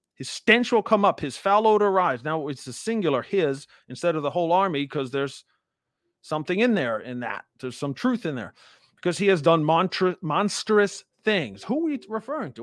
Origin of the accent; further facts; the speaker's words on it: United States; I'm an American. I live, obviously, in America, um, my whole life